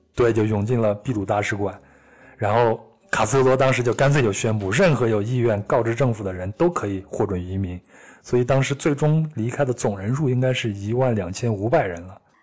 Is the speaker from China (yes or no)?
yes; China; 我说我是从中国来的